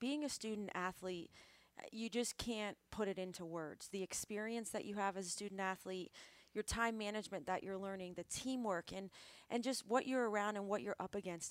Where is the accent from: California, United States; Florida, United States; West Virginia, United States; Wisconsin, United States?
Florida, United States; Tampa; growing up in Tampa, I was always going to USF games